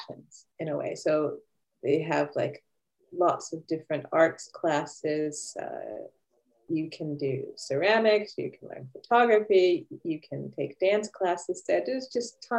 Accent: Philadelphia, Pennsylvania, United States; moved away as an adult; now in Sweden; I'm originally from Philadelphia, Pennsylvania, and I moved to Sweden back in 1995 for love

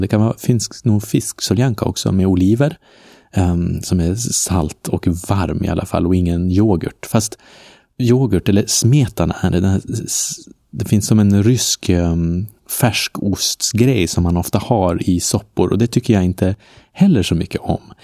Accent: Norrland, Sweden; i Norrland, eh, där jag är ifrån, som man kanske hör då och då på mitt uttal

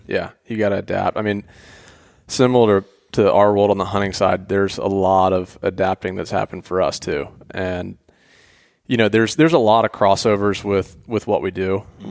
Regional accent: Atlanta, Georgia, United States; I grew up in Atlanta

